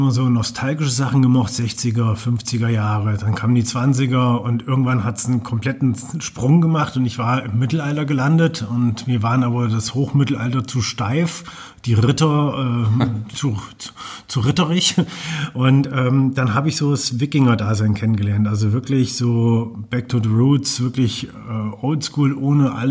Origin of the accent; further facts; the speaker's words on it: Fulda, Hesse, Germany; also born or lived in Bad Kissingen; Also ich bin in Bad Kissing geboren und von dort aus dann direkt nach Fulda gezogen. Vorher noch einen kleinen Umweg über Schwabenlindler, Heidenheim, Königsbronn gemacht. Aber so die meisten von meinen 46 Lenzen habe ich in Fulda verbracht.